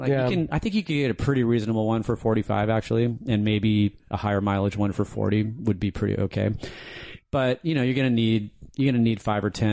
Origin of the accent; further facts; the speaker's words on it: Santa Barbara, California, United States; I grew up in Santa Barbara